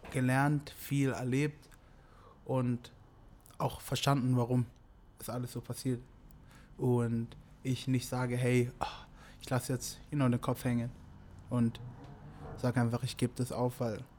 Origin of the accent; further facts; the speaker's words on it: Germany; Ich komme ursprünglich aus Nigeria natürlich, aber ich bin hier aufgewachsen, deswegen ist Deutschland so.